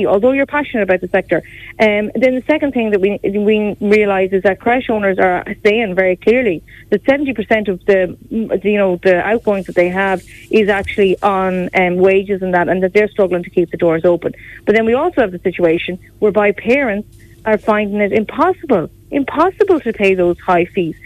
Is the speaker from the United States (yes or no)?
no; Galway, Connacht, Ireland; I'm from Galway